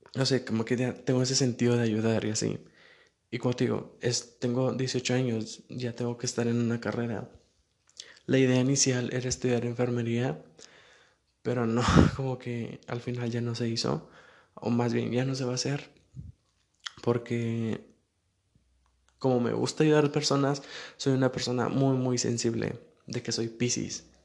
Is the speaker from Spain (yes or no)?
no; Saltillo, Coahuila, Mexico; Yo no soy de la Ciudad de México, soy de Coahuila, de Saltillo